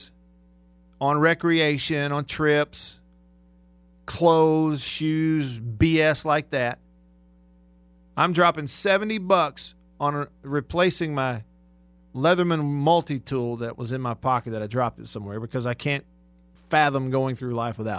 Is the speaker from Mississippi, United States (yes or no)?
yes; Tupelo, Mississippi, United States; here in my hometown of Tupelo